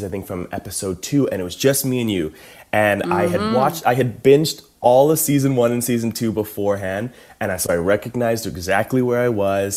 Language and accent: English; Calgary, Alberta, Canada; I'm from Calgary, Alberta.